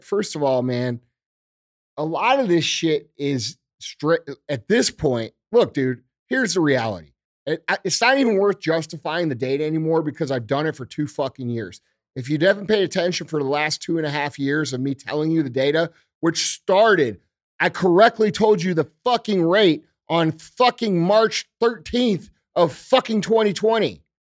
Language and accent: English; United States; as American citizens